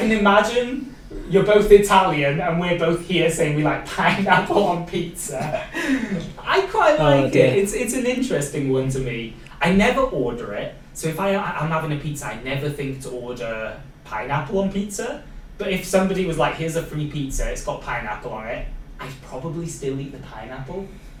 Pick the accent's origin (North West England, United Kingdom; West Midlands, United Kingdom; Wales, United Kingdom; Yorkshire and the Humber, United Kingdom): Wales, United Kingdom; accent: Welsh; I've got like my Welsh accent coming through.